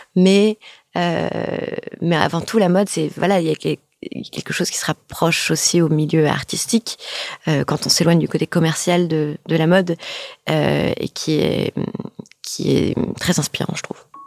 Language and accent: French; France; also born or lived in New York; on est française.